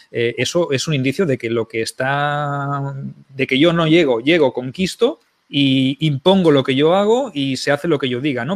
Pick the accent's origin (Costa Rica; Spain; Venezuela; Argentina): Spain; Barcelona, Catalonia; soy de Barcelona